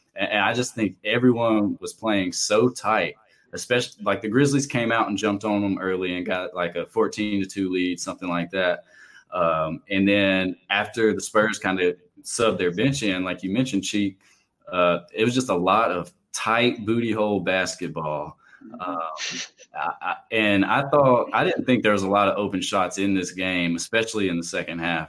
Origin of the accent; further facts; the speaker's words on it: Columbia, Tennessee, United States; where we grew up in Columbia, Tennessee